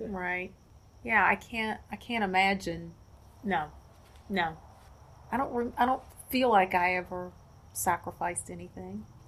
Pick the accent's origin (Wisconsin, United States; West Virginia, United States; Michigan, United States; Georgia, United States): West Virginia, United States; also born or lived in Cleveland, Ohio / Delaware; now in Wilmington, United States; I grew up in West Virginia.